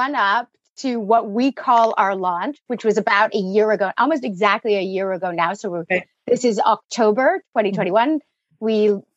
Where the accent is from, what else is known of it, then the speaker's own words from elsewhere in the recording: Canada; moved away as an adult; now in United Kingdom; I am based in the UK. So I'm Canadian, but I've been in the UK for about 20 years